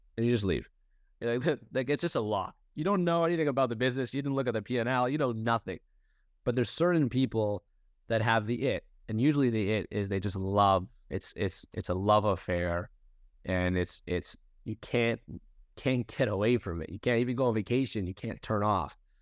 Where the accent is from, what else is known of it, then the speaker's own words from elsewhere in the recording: Toronto, Ontario, Canada; I was born and raised in Toronto, Canada